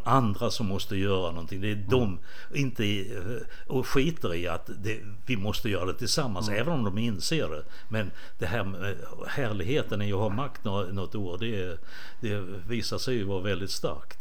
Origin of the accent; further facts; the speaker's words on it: Båstad, Skåne, Sweden; moved away; also born or lived in Rwanda; Båstad, mm. som jag, där jag är uppvuxen.